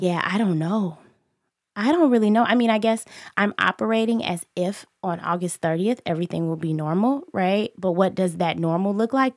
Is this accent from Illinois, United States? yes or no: yes; Chicago, Illinois, United States; I grew up in Inglewood